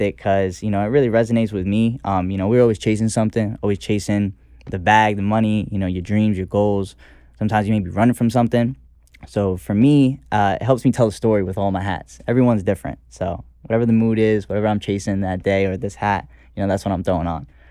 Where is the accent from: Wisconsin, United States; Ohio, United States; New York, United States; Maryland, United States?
New York, United States; New York City; I'm also from the Bronx